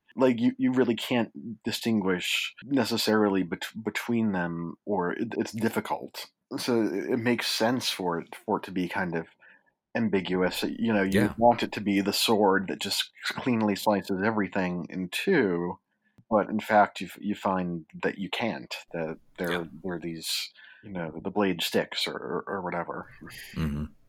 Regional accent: Worcester, Massachusetts, United States; I'm from Worcester, Massachusetts

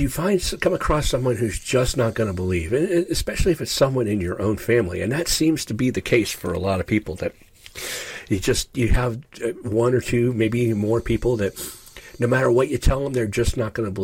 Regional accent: Ashtabula, Ohio, United States; now in Upper Ohio Valley, United States; I grew up in Ashtabula, Ohio

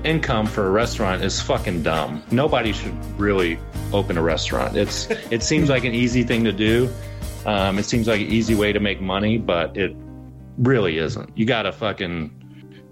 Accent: Cape Girardeau, Missouri, United States; moved away as an adult; also born or lived in St. Louis, Missouri; I moved from St. Louis back to my hometown in Missouri, and in 2019, and opened up a restaurant down here in Cape Girardeau, Missouri.

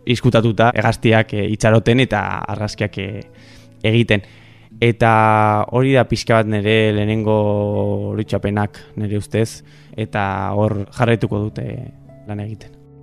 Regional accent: Burgos, Castile and León, Spain; now in San Sebastián, Spain; nire ametsa da hori, horra joatea bizitzera, nire herrira, zeni donostian bizi naiz

